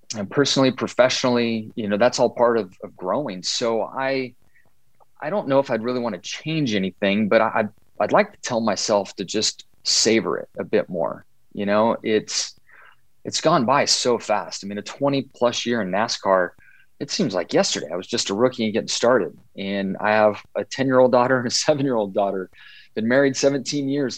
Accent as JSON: {"language": "English", "region": "Southern California", "country": "United States", "tie": "born or raised there", "said": "growing up in Southern California"}